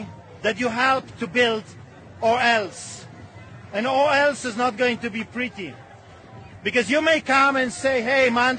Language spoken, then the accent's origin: English; Poland; moved away; I grew up in Poland